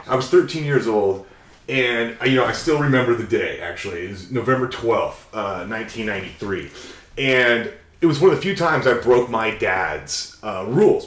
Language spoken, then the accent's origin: English; Redmond, Washington, United States; I was growing up in the Redmond area